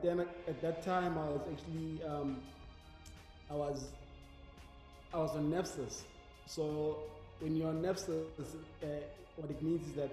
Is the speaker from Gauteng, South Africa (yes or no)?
no; Mpumalanga, South Africa; moved away; I'm from Denelton in Mpumalanga.